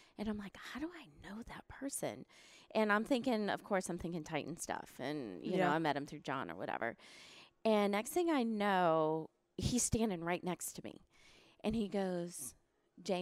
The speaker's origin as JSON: {"language": "English", "town": "New Orleans", "region": "Louisiana", "country": "United States", "also_born_or_lived": "Boston", "moved": "yes", "said": "I'm from New Orleans, so I was really far away from home"}